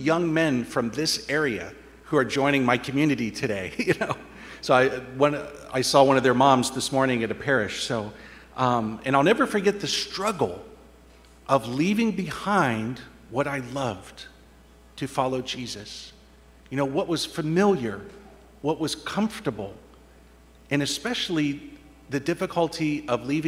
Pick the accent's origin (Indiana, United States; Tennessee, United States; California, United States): Indiana, United States; moved away; with my family growing up in Indiana, the flat farmlands of Indiana